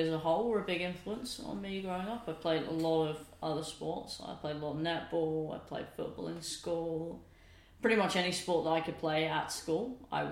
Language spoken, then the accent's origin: English; Bedfordshire, East of England, United Kingdom; I was the only junior that he coached growing up in Bedfordshire